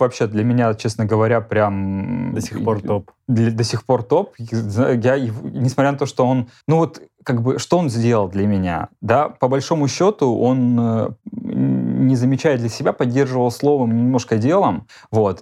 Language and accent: Russian; Belgorod, Belgorod Oblast, Russia; moved away as an adult; also born or lived in Moscow; как только я свалил из Белгорода